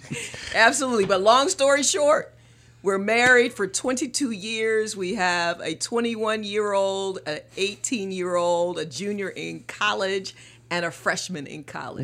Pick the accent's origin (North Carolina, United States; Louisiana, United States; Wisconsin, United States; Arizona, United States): North Carolina, United States; Morehead City; moved away as an adult; also born or lived in Little Rock, Arkansas; now in Charlotte, United States; I'm from Morehead City, North Carolina, Carolina girl, East Coast girl